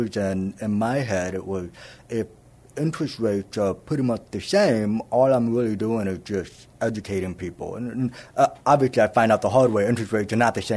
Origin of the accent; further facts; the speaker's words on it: San Antonio, Texas, United States; also born or lived in Plano, Texas; So I was born in Plano, which is the Dallas-Fort Worth area, and then I grew up here in San Antonio. My parents relocated to San Antonio when I was 2 years old